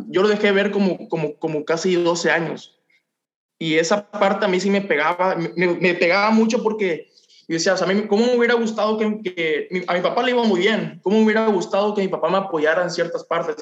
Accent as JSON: {"language": "Spanish", "town": "Ciudad del Carmen", "region": "Campeche", "country": "Mexico", "tie": "born or raised there", "moved": "as an adult", "lives_now": "Mazatlán, Mexico", "said": "prácticamente yo crecí en Ciudad del Carmen, Campeche, fue donde nos conocimos y tengo un año que me regresé para acá, para Mazatlán, el lugar donde, nací"}